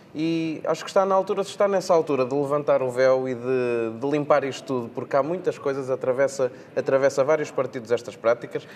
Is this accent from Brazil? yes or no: no; Portugal